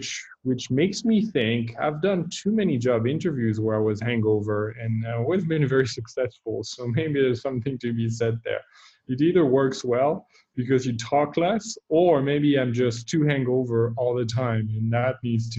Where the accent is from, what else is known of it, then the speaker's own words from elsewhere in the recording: Northern Rhône, France; English is a second language; moved away as an adult; also born or lived in Barolo, Italy / Sicily, Italy; now in California, United States; I'm originally from Northern Rhône. My family is from there. I grew up in the area for a while.